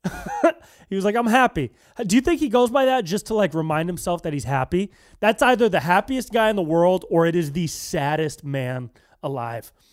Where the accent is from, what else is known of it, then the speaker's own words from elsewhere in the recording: Davis, California, United States; moved away; I'm from Northern California. I'm, I, I was born and raised in Davis